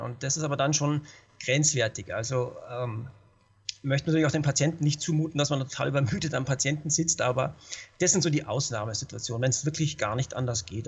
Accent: Munich, Bavaria, Germany; now in Telfs, Austria; ich bin ja ursprünglich Münchner, bin hierher gezogen

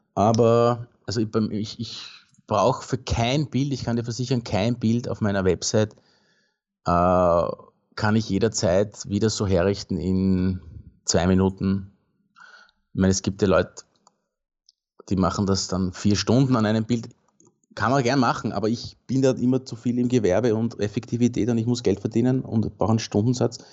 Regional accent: Baden, Lower Austria, Austria; im Baden, in meiner Heimat

